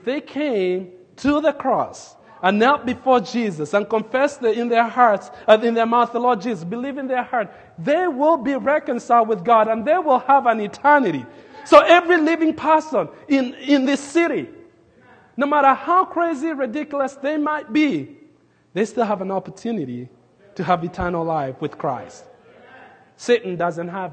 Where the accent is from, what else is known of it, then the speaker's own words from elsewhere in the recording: Nairobi, Kenya; now in Lincoln, United States; I grew up in Nairobi, Kenya, but the place where I grew up as a kid, we were in the edge of the city